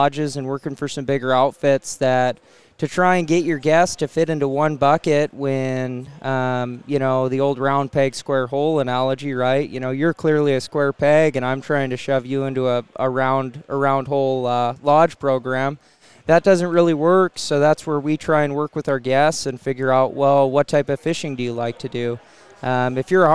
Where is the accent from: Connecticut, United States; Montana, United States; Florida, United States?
Montana, United States; I'm a sixth-generation Montanan